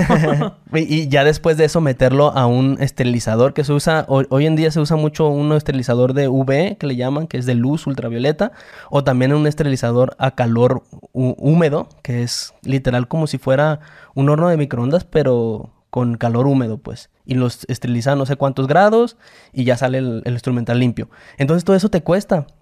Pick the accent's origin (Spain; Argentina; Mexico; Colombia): Mexico; Esa cultura tenemos los mexicanos